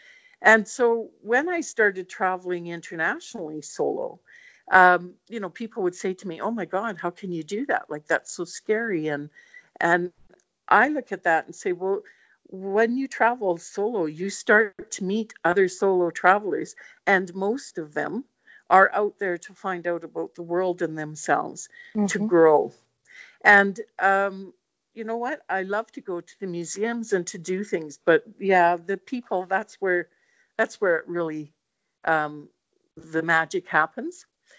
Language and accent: English; Northern Ireland, United Kingdom; Hey, I'm Northern Irish, right?